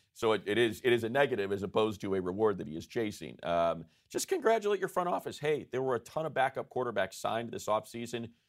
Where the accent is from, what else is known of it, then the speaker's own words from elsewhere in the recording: Chicago, Illinois, United States; I was born and raised in Chicago